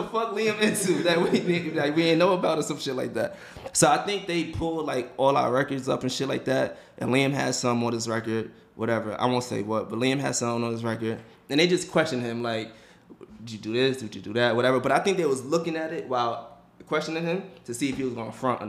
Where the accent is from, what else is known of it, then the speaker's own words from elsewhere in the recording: United States; as American